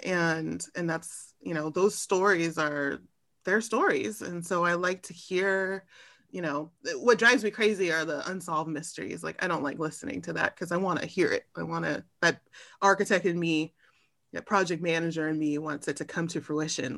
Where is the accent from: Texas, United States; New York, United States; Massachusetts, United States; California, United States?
California, United States; Long Beach; also born or lived in Arizona; I grew up in Long Beach, California.